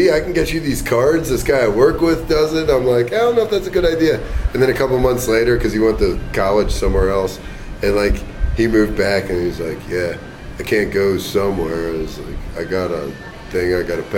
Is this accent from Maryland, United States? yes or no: yes; Baltimore County, Maryland, United States; I grew up in Baltimore County